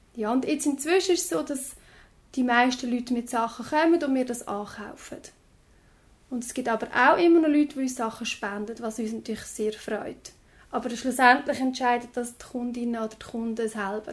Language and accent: German; Lucerne, Switzerland; jetzt bei uns in Luzern